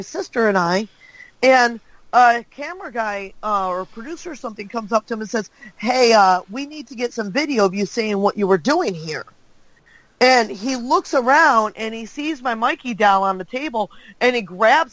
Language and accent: English; Detroit, Michigan, United States; I'm from Detroit, Michigan.